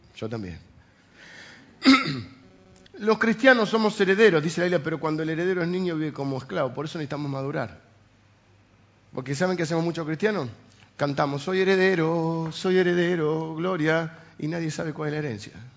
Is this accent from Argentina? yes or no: yes; Argentina; los argentinos estamos acostumbrados a las cosas provisorias para siempre